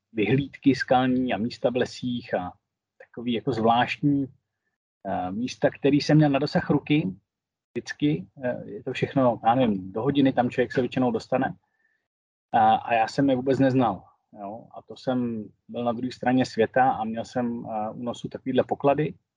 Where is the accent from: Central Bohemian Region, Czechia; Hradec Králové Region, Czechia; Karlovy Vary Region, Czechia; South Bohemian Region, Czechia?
Karlovy Vary Region, Czechia; Karlovy Vary; also born or lived in Prague; jsem z Karlových Varů, takže nej, nejsem z Prahy. Tady ve Varech